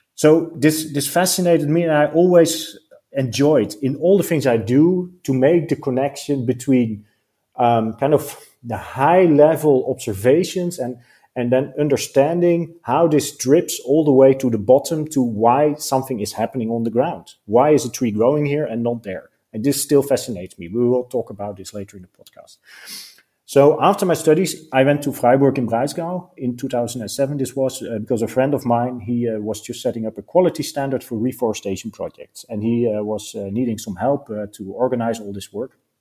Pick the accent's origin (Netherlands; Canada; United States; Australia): Netherlands; we are from the Netherlands, so I grew up in the Netherlands.